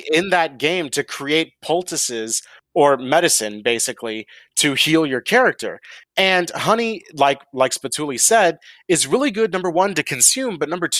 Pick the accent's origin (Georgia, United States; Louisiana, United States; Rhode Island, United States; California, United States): Georgia, United States; So there's a reason I don't have a Southern accent, even though I was born and raised in the Deep South. Like, I'm from the original fucking capital of Georgia, like the home of the South.